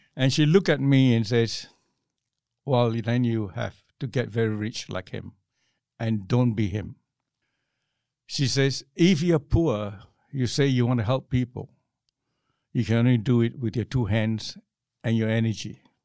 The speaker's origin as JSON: {"language": "English", "region": "Johor", "country": "Malaysia", "tie": "born or raised there", "also_born_or_lived": "London / Hong Kong", "moved": "as an adult", "lives_now": "Australia", "said": "growing up in Malaysia in those days was pretty good because there was no class distinction as I was growing up in, in the village where I grew up"}